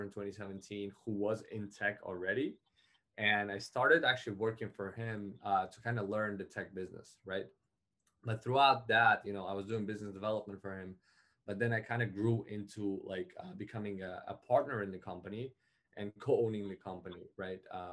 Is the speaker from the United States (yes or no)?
no; Uzbekistan; moved away; I come originally from Uzbekistan